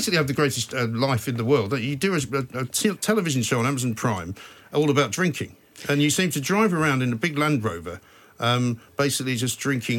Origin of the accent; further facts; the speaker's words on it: London, United Kingdom; born there; Now, I was born in London, but both my parents are from Scotland.